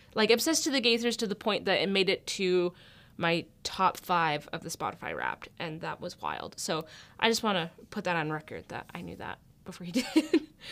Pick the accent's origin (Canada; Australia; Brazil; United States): Canada; Alberta; I grew up in Alberta